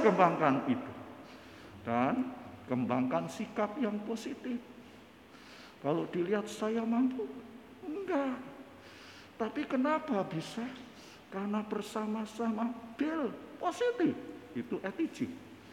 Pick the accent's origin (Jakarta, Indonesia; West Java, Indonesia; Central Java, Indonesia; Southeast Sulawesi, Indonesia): Central Java, Indonesia; Parakan; Saya dari Parakan, Parakan Temanggung